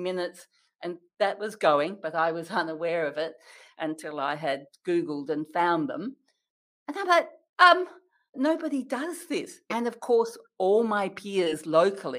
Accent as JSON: {"language": "English", "region": "Western Australia", "country": "Australia", "said": "as an Australian"}